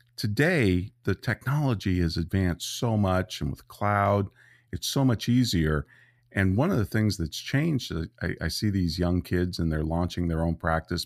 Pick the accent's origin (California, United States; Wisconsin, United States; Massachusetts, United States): California, United States; Santa Rosa; also born or lived in Petaluma, California; I grew up in Santa Rosa, California